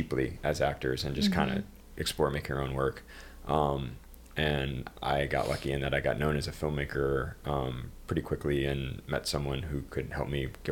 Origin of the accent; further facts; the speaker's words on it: just outside of Detroit, Michigan, United States; now in New York City, United States; just outside of Detroit for me